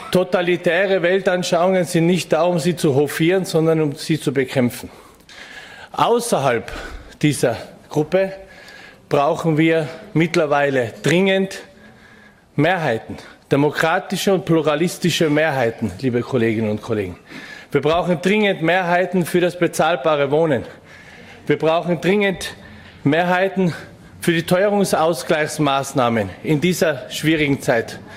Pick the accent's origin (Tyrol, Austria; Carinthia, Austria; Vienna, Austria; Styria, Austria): Tyrol, Austria; Innsbruck; ich bin gebürtiger Innsbrucker und seit meiner frühen Jugendzeit gesellschaftspolitisch und politisch aktiv.